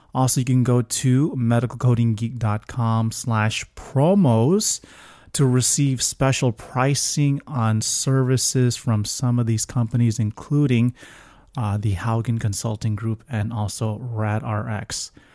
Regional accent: Florida, United States; I'm from Florida

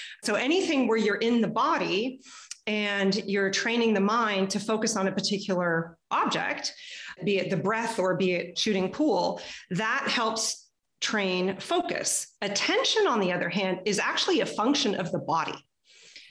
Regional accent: Texas, United States; now in Canada; I was growing up in Texas

